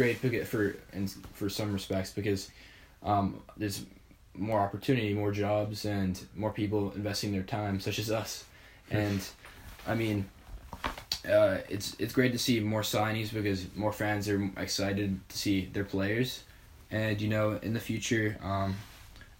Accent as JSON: {"language": "English", "town": "Boston", "region": "Massachusetts", "country": "United States", "said": "as a Bostonian"}